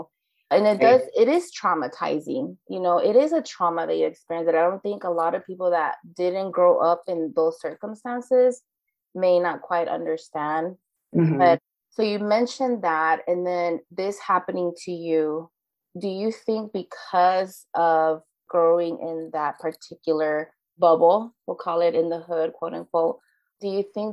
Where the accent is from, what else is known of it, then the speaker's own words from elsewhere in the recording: Los Angeles, California, United States; I grew up in South LA.